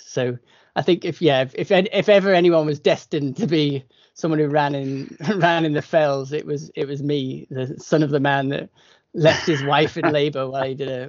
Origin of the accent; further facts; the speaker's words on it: Sedbergh, North West England, United Kingdom; now in Scotland, United Kingdom; I grew up in Cumbria in the northwest of England, and that's a sort of hotbed of the fell running scene.